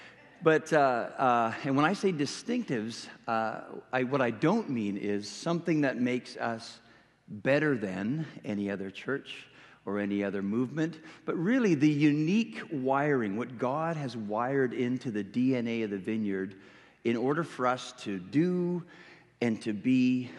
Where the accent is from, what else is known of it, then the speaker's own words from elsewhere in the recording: Western Canada, Canada; accent: Canadian; moved away; I'm originally from Western Canada, so if you're not understanding anything I'm saying, it's because I'm speaking a little bit of Canadian